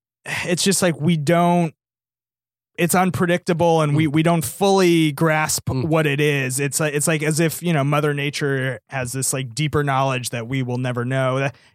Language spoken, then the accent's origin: English; California, United States; There is a place near where I grew up in Marin County that has this phenomenon.